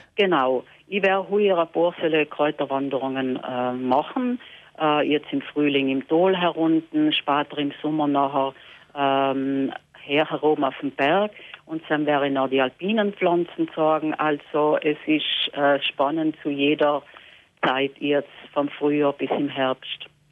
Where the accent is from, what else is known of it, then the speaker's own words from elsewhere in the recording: Lana, Trentino-Alto Adige, Italy; bei uns in Lana